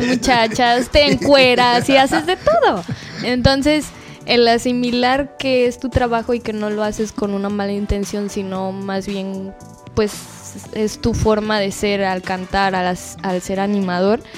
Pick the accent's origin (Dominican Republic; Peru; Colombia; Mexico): Mexico; Guadalajara, Jalisco; moved away as an adult; now in Cancún, Mexico; vengo de Guadalajara pero ya llevo cuatro años viviendo aquí en Cancún